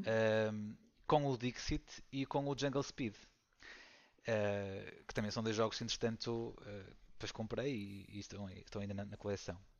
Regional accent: Valongo, Porto District, Portugal; sou aqui de, de Valongo, do, do Porto

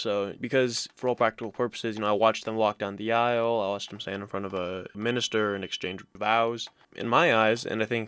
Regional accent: Iowa City, Iowa, United States; also born or lived in Marshfield, Wisconsin; I'm from Iowa City, which is where I'm also going to college. We moved to Iowa City from Wisconsin in 2000. I was born in Marshfield, Wisconsin.

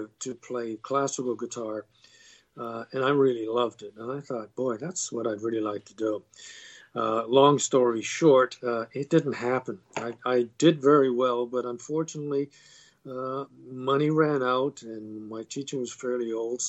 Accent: Canada; also born or lived in London, England; I was born in London, England, moved to Canada when I was very young, and I've been here ever since

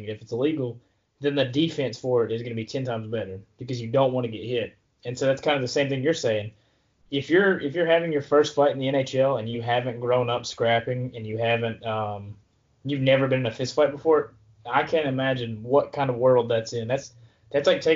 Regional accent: Virginia, United States; now in Florida, United States; growing up in Virginia

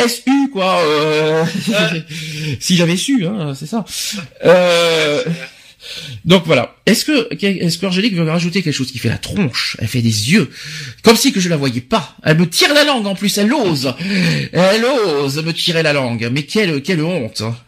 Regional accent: Paris, Île-de-France, France; en tant que Parisien

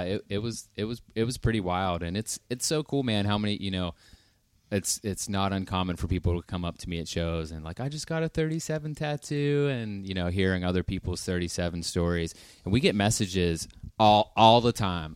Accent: Pittsburgh, Pennsylvania, United States; also born or lived in Nashville; I'm from Pittsburgh

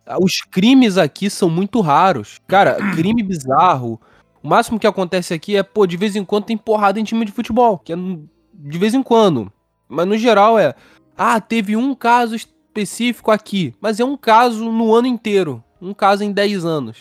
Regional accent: Brazil; moved away as an adult; now in Portugal; eu sou brasileiro

